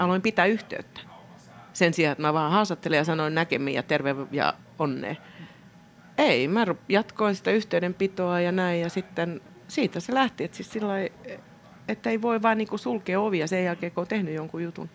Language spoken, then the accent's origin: Finnish; Helsinki, Uusimaa, Finland; born or raised there